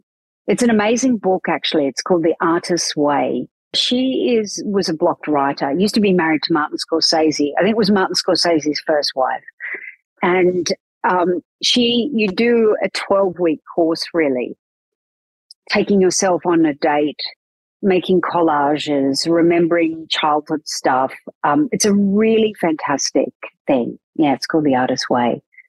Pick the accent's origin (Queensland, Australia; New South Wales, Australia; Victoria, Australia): New South Wales, Australia; Newcastle; accent: Australian; I sound a lot like I'm less from Newcastle now. But I had a lot broader Australian accent 20 years ago, probably.